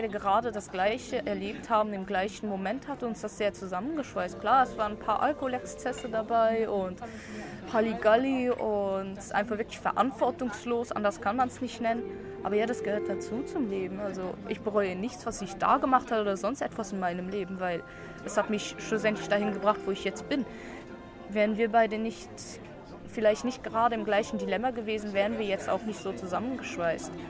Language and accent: German; Luxembourg; now in Solothurn, Switzerland; Und äh, wohne in Solothurn und bin seit fast drei Jahren in der Schweiz. Ungefähr, ja. Und ursprünglich bin ich aus Luxemburg und.